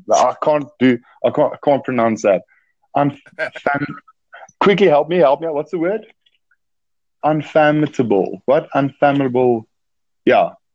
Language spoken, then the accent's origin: English; South Africa; I'm from South Africa.